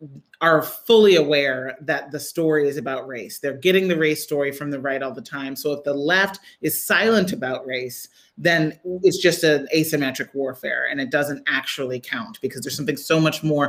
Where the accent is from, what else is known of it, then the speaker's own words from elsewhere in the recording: Midwest, United States; I grew up in the Midwest